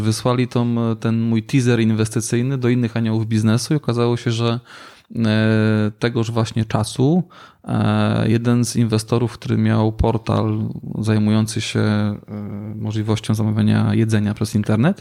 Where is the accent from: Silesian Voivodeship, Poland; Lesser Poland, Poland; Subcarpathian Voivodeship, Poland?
Silesian Voivodeship, Poland; U nas na Śląsku